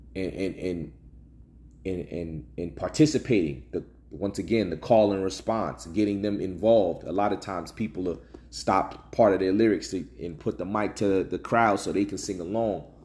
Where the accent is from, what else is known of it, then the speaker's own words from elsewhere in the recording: New Jersey, United States; I'm from the, I'm from Jersey